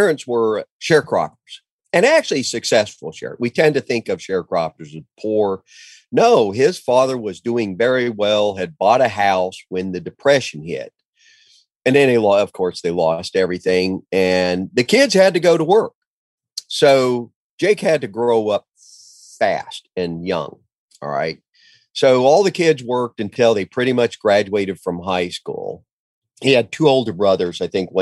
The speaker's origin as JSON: {"language": "English", "town": "Ponca City", "region": "Oklahoma", "country": "United States", "tie": "born or raised there", "said": "I moved back home to Ponca City, Oklahoma."}